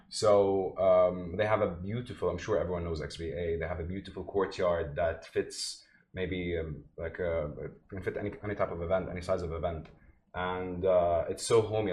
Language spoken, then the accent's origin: English; Jordan; also born or lived in Palestine (ancestry); now in Dubai, United Arab Emirates; I lived in Jordan most of my life, but I'm originally from Palestine, both parents